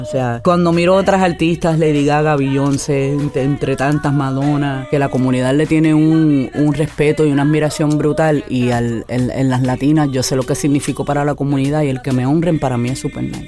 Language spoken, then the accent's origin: Spanish; Añasco, Puerto Rico; Yo, por ejemplo, soy criada en el campo, le digo el campo añasco porque soy del West Side, del área oeste